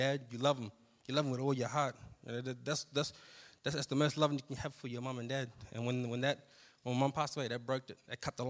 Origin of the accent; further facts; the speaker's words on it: Australia; moved away; I come from the country town of Sejuna. If anyone has ever been there before, you know, living in Sejuna, it was pretty tough being around there. You know, we basically grew up around alcohol, drugs.